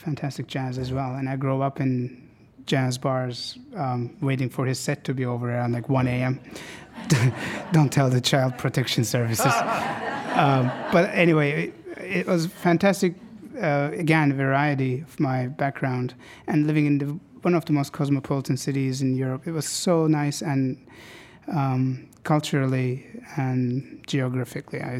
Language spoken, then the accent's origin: English; Istanbul, Turkey; moved away as an adult; now in Seattle, United States; something about Seattle reminds me so much of home, Istanbul